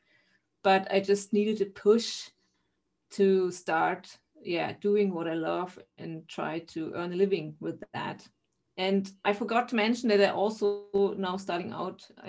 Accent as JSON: {"language": "English", "region": "eastern Germany", "country": "Germany", "said": "I am from Germany, a town in the eastern part of Germany."}